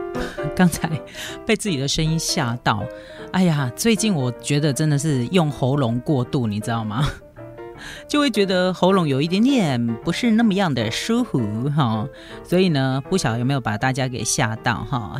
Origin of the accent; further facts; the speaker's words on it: Taiwan; 我们台湾人